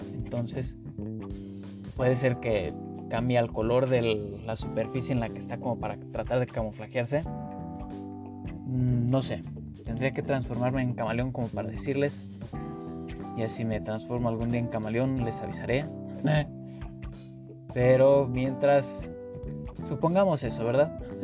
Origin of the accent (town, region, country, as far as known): Mexico